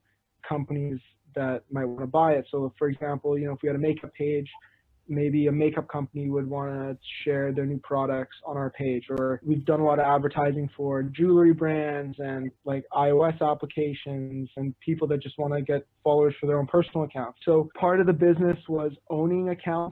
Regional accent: Vancouver, British Columbia, Canada; I'm from Vancouver

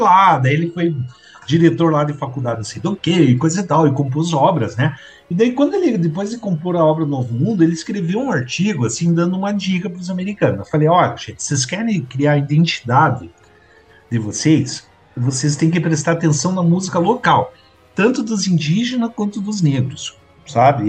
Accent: Curitiba, Paraná, Brazil; a gente como curitibano

